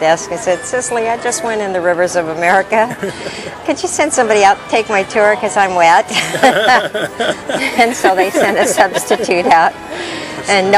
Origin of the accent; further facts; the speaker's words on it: Pocatello, Idaho, United States; moved away; also born or lived in California; I'm a small town girl. And although I'm from California, I lived in Idaho for formative years in Pocatello